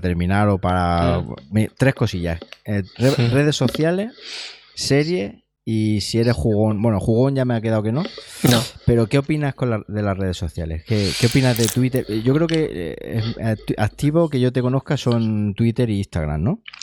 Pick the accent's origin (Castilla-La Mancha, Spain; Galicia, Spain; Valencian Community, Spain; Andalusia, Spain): Andalusia, Spain; Siles; yo soy, de Siles, que es un pueblo de unos dos mil y pico habitantes del norte de Jaén